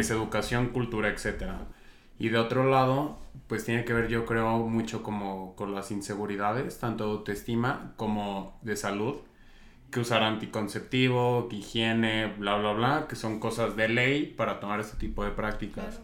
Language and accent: Spanish; Zacatecas, Mexico; vengo de Zacatecas